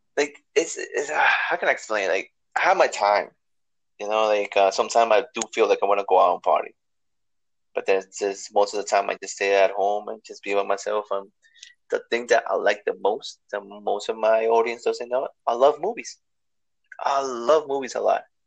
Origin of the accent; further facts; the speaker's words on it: New York City, New York, United States; New York. I'm from the BX.